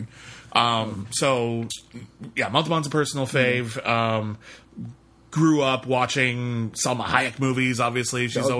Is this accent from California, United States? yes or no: yes; Pasadena, California, United States; I grew up in Pasadena, California